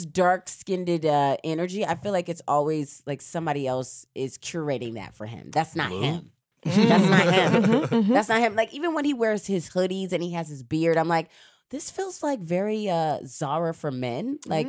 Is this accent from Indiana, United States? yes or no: no; California, United States; moved away; also born or lived in New York; Yeah, but I grew up in California, so like I'm half and half.